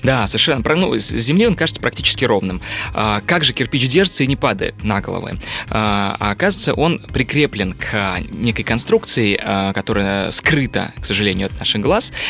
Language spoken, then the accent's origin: Russian; Kazan, Tatarstan, Russia; now in Moscow, Russia; я вообще-то родом из Казани, и я сам татарин